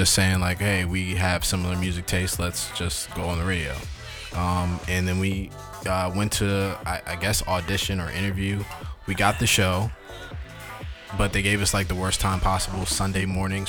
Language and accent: English; Maryland, United States; also born or lived in Washington, District of Columbia, United States; Born in DC, raised in Maryland.